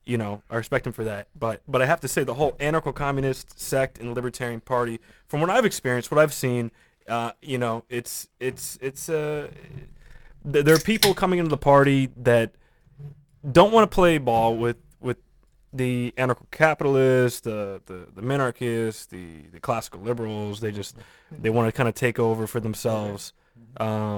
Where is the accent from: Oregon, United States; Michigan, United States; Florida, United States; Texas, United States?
Florida, United States; Key West; I'm from Key West